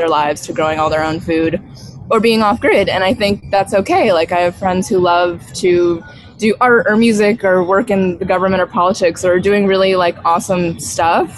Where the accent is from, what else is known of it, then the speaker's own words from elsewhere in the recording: upstate New York, United States; now in Costa Rica; I'm from upstate New York